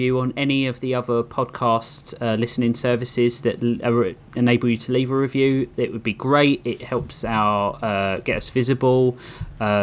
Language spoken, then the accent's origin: English; United Kingdom; accent: British; my cute British accent